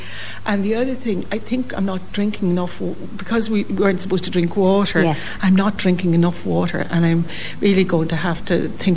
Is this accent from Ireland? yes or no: yes; Dundalk, County Louth, Ireland; I was a town girl, born and bred in Dundalk